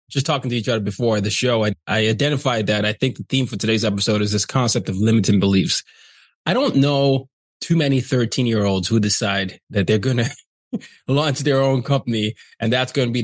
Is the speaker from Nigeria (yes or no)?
yes; Nigeria; I'm Nigerian